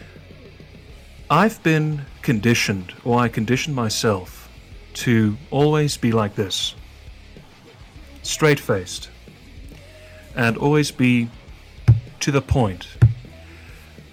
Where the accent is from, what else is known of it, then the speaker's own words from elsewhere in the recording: Johannesburg, Gauteng, South Africa; where I'm from Johannesburg, which is the second biggest populous in South Africa